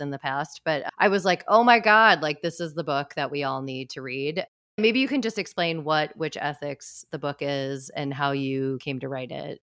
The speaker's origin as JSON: {"language": "English", "region": "Midwest", "country": "United States", "tie": "born or raised there", "said": "growing up in the Midwest"}